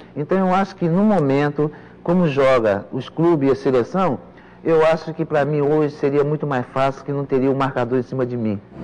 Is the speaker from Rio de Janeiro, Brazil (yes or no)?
yes; Pau Grande, Rio de Janeiro, Brazil; quando eu jogava lá na minha terra, em Pau Grande